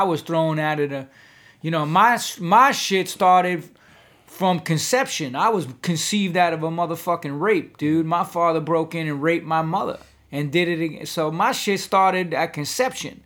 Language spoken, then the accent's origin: English; New York, United States; growing up in New York in the seventies